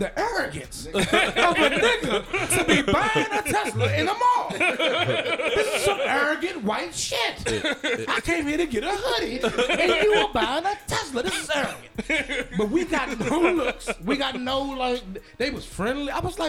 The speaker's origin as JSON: {"language": "English", "area": "St. Mary's County", "region": "Maryland", "country": "United States", "tie": "born or raised there", "also_born_or_lived": "Prince George's County, Maryland / Virginia / Washington, District of Columbia, United States / Waldorf, Maryland", "said": "I grew up in St. Mary's County. I lived in PG, Virginia, DC, Waldorf, St. Mary's. I'm from St. Mary's, though. St. Mary's, if you Google it, is the last place in America to free the slaves."}